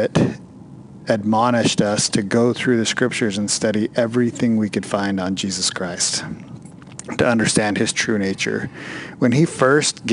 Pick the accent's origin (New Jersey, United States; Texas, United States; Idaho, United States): Idaho, United States; North; We're two knuckleheads from North Idaho